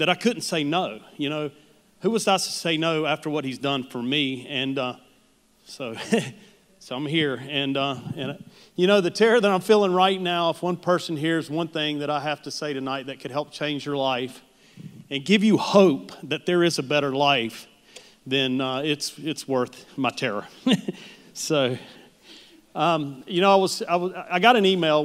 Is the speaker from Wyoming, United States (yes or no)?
no; Charlotte, North Carolina, United States; also born or lived in Huntersville; I was born and raised here in Charlotte